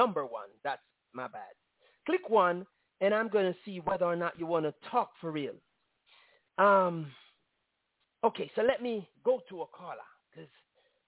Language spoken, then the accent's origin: English; Jamaica; As Jamaican